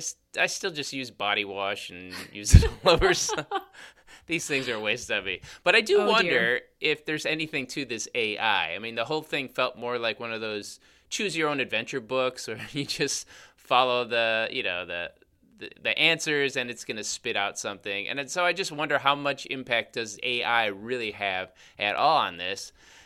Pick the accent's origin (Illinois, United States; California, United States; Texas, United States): Illinois, United States; Chicago; accent: Chicago; I'm from Chicago. Well, that's our accent.